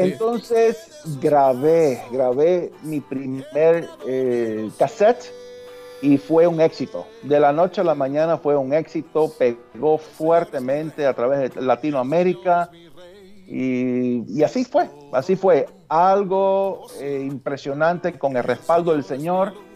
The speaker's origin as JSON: {"language": "Spanish", "region": "New York", "country": "United States", "tie": "born or raised there", "said": "en New York, y es New York es donde yo nací"}